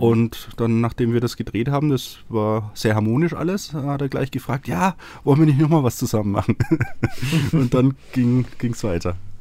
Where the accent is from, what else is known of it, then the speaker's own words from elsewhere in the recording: Franconia, Bavaria, Germany; now in Munich, Germany; ich bin ja aus Franken, ja. Also Nordbayern für Norddeutsche sozusagen.